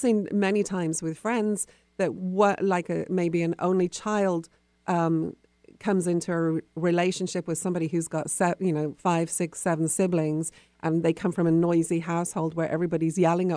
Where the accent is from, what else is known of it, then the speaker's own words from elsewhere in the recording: United Kingdom; now in United States; being British, I've lived in America for a long time